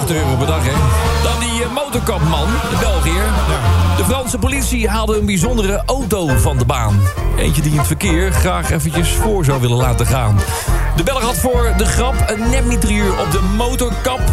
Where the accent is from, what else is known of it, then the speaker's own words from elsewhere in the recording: Utrecht, Netherlands; accent: plat Utrecht; want ik kom zelf ook uit Utrecht, officieel. Ik ben geboren op de Amsterdamse Straatweg